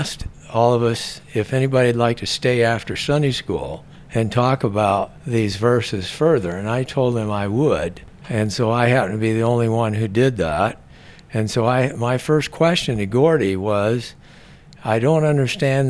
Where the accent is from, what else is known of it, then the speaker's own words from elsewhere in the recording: Seattle, Washington, United States; now in Scottsdale, United States; I was born in Seattle, Washington, and I didn't come from a religious home